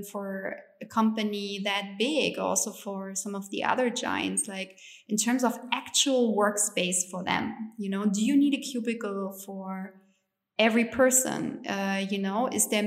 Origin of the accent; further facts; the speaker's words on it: East Germany, Germany; English is a second language; moved away as an adult; also born or lived in United States; I grew up in East Germany